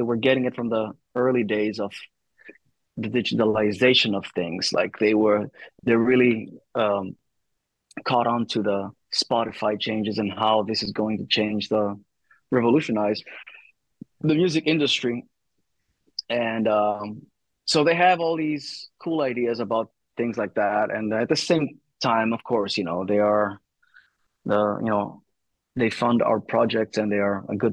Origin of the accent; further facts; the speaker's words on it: Thessaloniki, Central Macedonia, Greece; this is where I was born and raised, in Thessaloniki